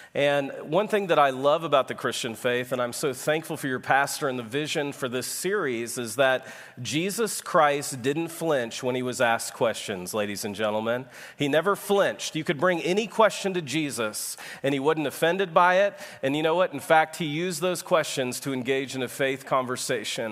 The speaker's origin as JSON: {"language": "English", "region": "Texas", "country": "United States", "said": "I am from Texas, where God has a second home"}